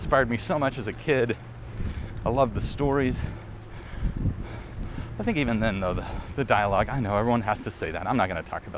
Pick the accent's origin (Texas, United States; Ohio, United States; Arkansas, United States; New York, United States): Arkansas, United States; I grew up in Arkansas where we didn't talk about film.